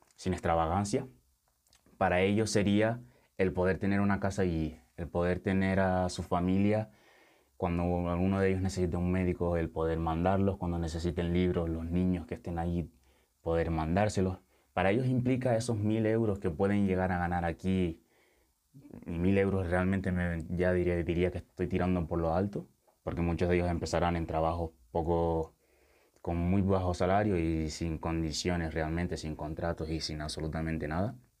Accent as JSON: {"language": "Spanish", "area": "Lanzarote", "region": "Canary Islands", "country": "Spain", "tie": "born or raised there", "also_born_or_lived": "Senegal", "moved": "as an adult", "lives_now": "Tenerife, Spain", "said": "A mí me trajo mi padre con, con cuatro años, me crié en Lanzarote, pasé toda mi infancia, mi adolescencia en Lanzarote y después me vine para Tenerife para estudiar"}